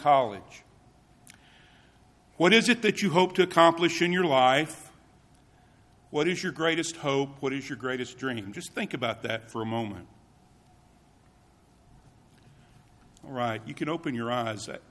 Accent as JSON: {"language": "English", "region": "Tennessee", "country": "United States", "moved": "yes", "said": "I am from Tennessee"}